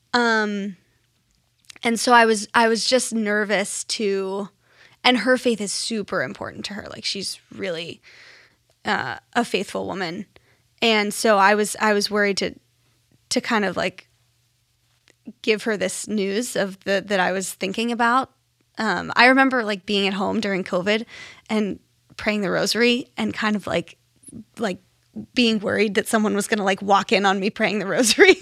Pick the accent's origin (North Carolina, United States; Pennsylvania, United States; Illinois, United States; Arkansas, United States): Pennsylvania, United States; Pittsburgh; now in Connecticut, United States; I'm from Pittsburgh, Pennsylvania.